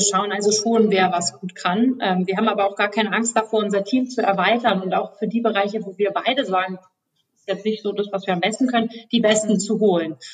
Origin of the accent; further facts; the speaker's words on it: Berlin, Germany; Ich komme auch aus Berlin, bin hier geboren